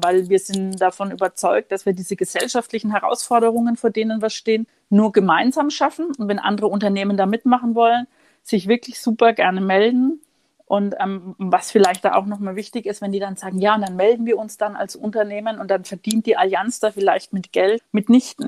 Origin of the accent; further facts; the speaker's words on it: Würzburg, Bavaria, Germany; now in Munich, Germany; in meiner Heimat Franken, ich bin ja gebürtige Würzburgerin